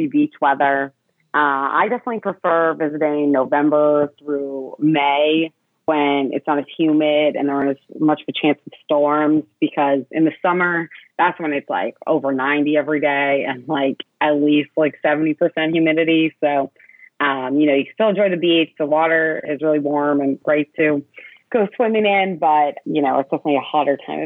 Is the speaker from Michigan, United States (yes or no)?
no; New Hampshire, United States; I grew up in New Hampshire